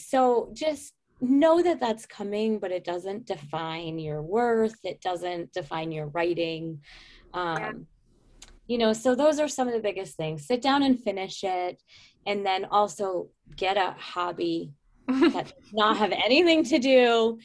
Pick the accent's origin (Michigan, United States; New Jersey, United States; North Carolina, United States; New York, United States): New York, United States; upstate; upstate New York, which is incidentally where I'm from in real life